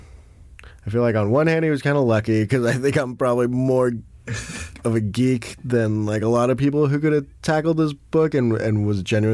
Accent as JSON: {"language": "English", "country": "South Africa", "said": "I'm like, hey, I'm from South Africa, too."}